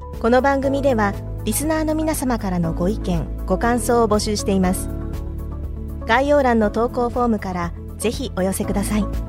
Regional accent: Osaka, Japan; 私は大阪府の出身なんですが

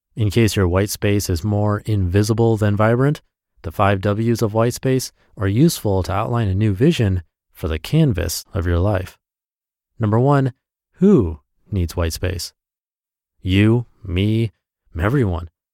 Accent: Washington, United States; now in California, United States; I was in my hometown

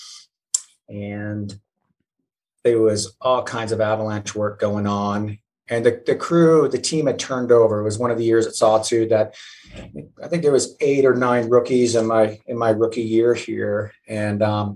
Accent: Vermont, United States; also born or lived in New Zealand / Utah; we ended up being in Vermont, and that's where I learned to grow up.

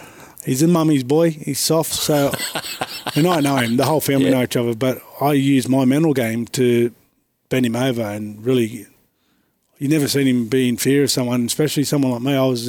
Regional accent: Sydney, New South Wales, Australia; I grew up in Alexandria, Redfern in the 80s, which was pretty rough and tumble.

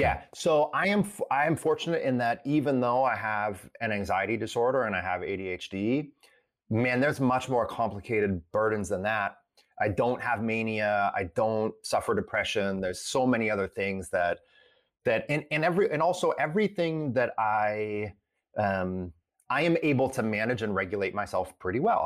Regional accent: Sylvania, Ohio, United States; I grew up in a suburb of Toledo, Ohio called Sylvania

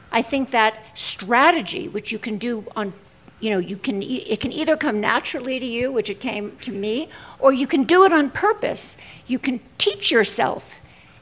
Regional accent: New York City, New York, United States; I'm Jewish from Brooklyn.

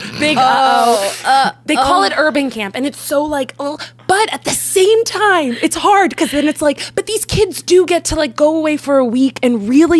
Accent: Philadelphia, Pennsylvania, United States; I'm from Philadelphia. So it's a really ugly city. Everyone's really ugly. And but I love it. It's my hometown

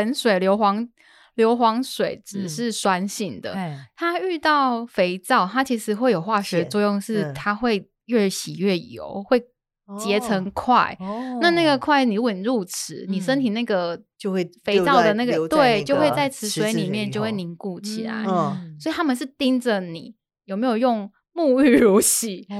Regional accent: Jinshan, New Taipei, Taiwan; born there; 这个就是我刚刚说的澡港边澡堂就没有那么有拘束，这是我我出生的地方。

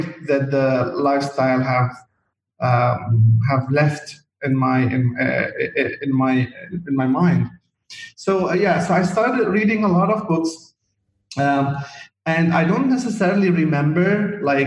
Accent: Chouf, Mount Lebanon, Lebanon; moved away as an adult; also born or lived in Saudi Arabia; my life as a kid, growing up in the Shouf area, which is an area in the mountain of Lebanon

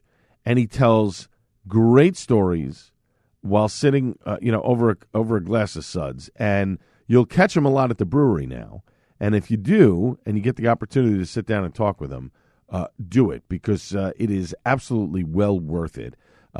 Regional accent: Staten Island, New York, United States; accent: Staten Island; And at times, my accent from where I was born and raised in Staten Island does drop in.

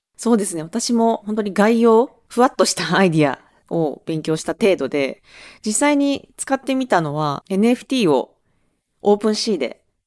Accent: Awaji Island, Hyogo, Japan; moved away; 兵庫県の、あの、淡路島っていう島出身です

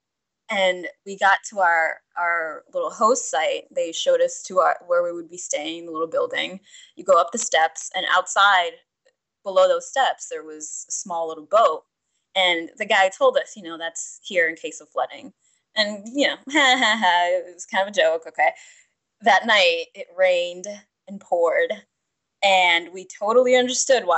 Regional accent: New York City, New York, United States; I grew up in New York City, where there's, you know, very limited opportunity to garden

